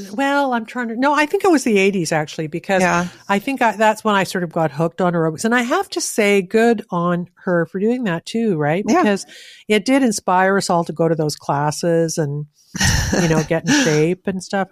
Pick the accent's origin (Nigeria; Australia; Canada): Canada; as a Canadian